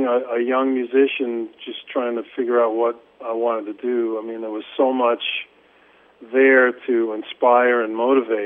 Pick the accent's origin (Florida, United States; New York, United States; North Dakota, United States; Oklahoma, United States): New York, United States; Long Island; moved away; where I grew up in Long Island was about 40, 50 minutes outside of New York City.